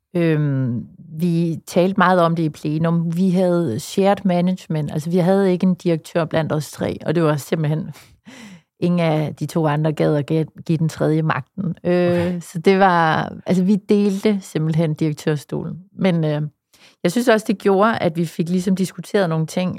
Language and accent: Danish; West Jutland, Central Denmark Region, Denmark; i Vestjylland, hvor jeg kommer fra